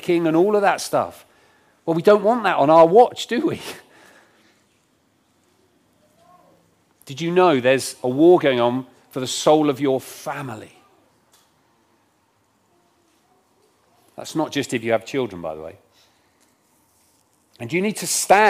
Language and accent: English; Isle of Wight, South East England, United Kingdom; now in Rugby, United Kingdom; I grew up on the Isle of Wight